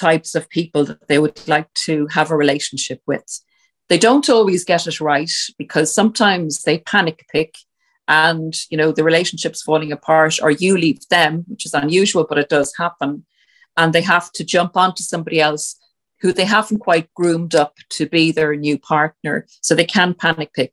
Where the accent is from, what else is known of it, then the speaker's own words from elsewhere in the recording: Ireland; we're Irish